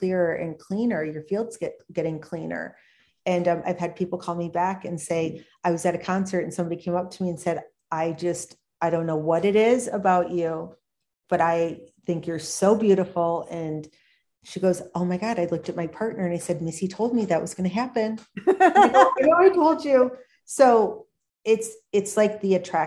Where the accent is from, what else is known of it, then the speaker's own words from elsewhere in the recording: Michigan, United States; now in Minnesota, United States; I'm from Michigan originally